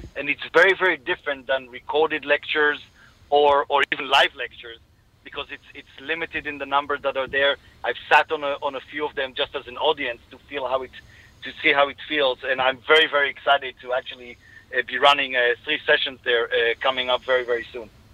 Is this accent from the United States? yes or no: no; Israel; accent: Israeli; from my accent you can hear I'm Israeli